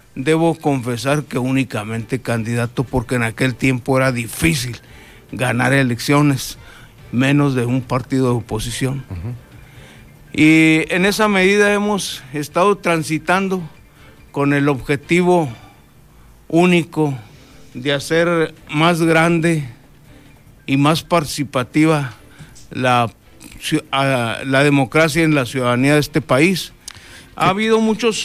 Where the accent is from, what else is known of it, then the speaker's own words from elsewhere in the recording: Chihuahua, Mexico; moved away as an adult; now in Baja California Sur, Mexico; De Chihuahua, soy originario de Chihuahua.